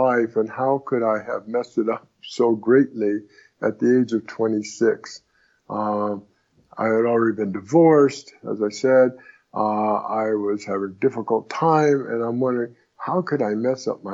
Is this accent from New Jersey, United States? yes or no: no; Southern California, United States; also born or lived in Brooklyn, New York; I was born in Brooklyn, New York. But before I was a year old, my parents moved out to Los Angeles, and I was raised in Southern California